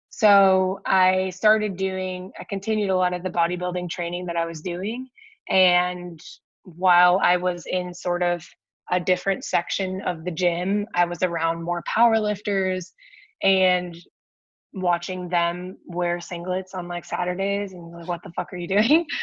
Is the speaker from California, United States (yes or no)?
no; Washington, District of Columbia, United States; it was the american open in washington d.c so that was cool because it was a bit bigger of a meet too